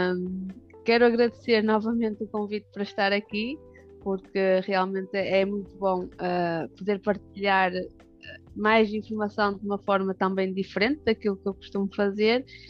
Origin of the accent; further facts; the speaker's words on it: Barcelos, Norte, Portugal; accent: northern; pelo sotaque dá para perceber que sou do norte